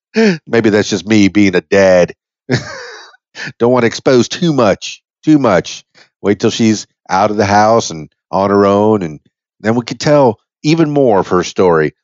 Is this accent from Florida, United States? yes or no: yes; Miami, Florida, United States; I'm half Cuban from Miami